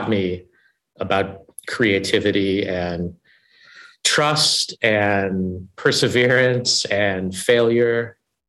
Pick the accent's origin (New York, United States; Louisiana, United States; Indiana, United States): Indiana, United States; I grew up in the Midwest in a family that I describe as white trash